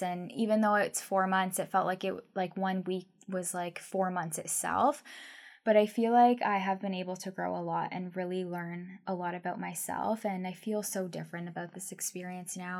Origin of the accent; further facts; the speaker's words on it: Guelph, Ontario, Canada; also born or lived in Vancouver; now in Victoria, Canada; I'm originally from Ontario, Guelph, Ontario